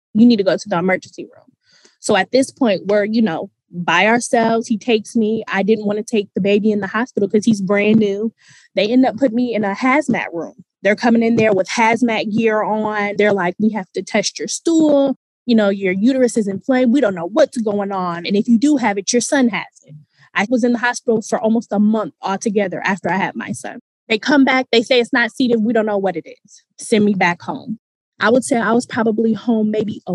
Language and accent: English; Michigan, United States; also born or lived in Virginia; we're from Michigan